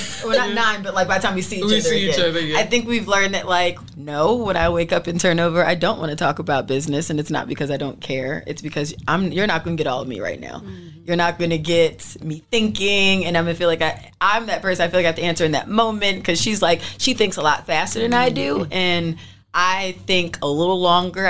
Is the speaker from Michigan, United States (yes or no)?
no; Philadelphia, Pennsylvania, United States; I'm from Philly